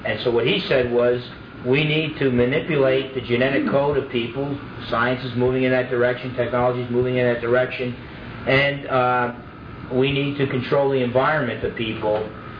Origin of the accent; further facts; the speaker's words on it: New Jersey, United States; a Roman Catholic kid growing up in New Jersey